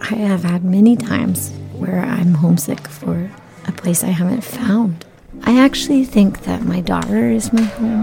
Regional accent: North Carolina, United States; also born or lived in Houston, Texas; I was born there and I was made here

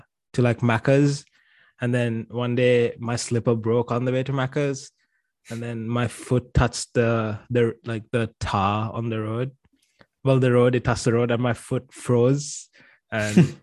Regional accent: Dubai, United Arab Emirates; also born or lived in Sri Lanka; now in Melbourne, Australia; Hamza and I grew up in Dubai

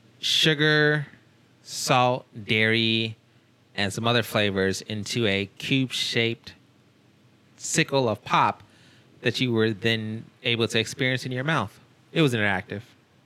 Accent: United States; Yes, I'm also American.

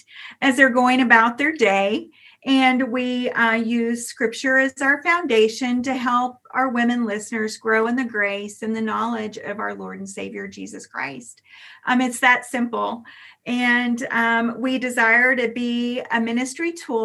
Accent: Grapevine, Texas, United States; now in California, United States; I am a Texan by birth. I was born in Grapevine before there was even a hospital.

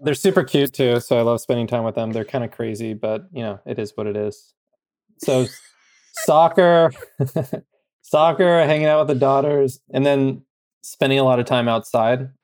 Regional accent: Bay Area, California, United States; I'm from the Bay Area

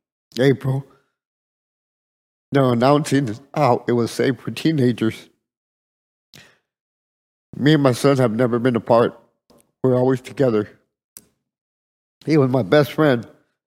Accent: Edinburg, Texas, United States; I'm from Edinburgh, Texas.

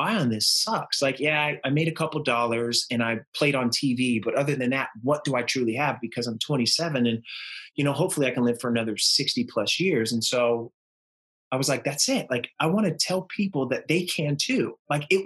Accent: Northern California, United States; I'm from Northern California

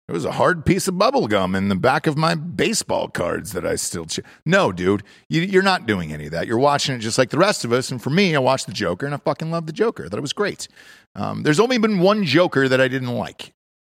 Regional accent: the South, United States; I grew up in the South. Love country music. Still love country music.

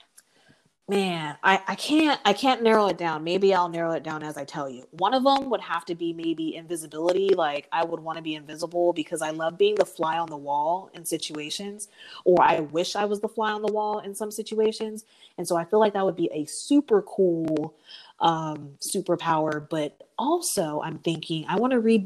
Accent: San Antonio, Texas, United States; I'm from San Antonio, Texas

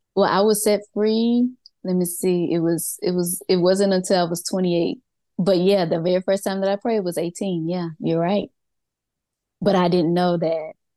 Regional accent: Mississippi, United States; moved away as an adult; now in Georgia, United States; I was born and raised in Mississippi. I am in Georgia right now.

